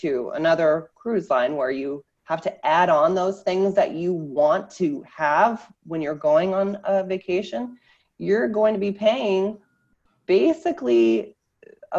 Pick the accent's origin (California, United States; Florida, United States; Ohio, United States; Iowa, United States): Iowa, United States; moved away; I am originally from Iowa, Midwestern girl from a very small town of 500 people